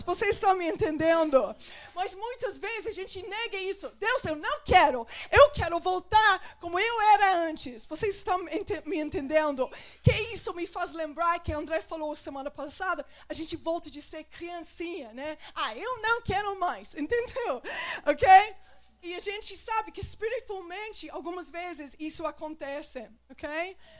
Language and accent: Portuguese; England, United Kingdom; Portuguese is a second language; moved away; Porque eu sou da Inglaterra.